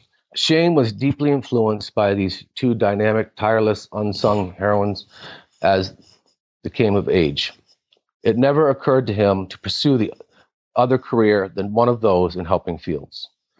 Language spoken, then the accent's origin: English; Manhattan, New York, United States; born there; also born or lived in Florida; Well, I traveled a little bit in my younger years. I was actually born in Manhattan, New York. And my mother and father ended up moving to Florida until I was about three.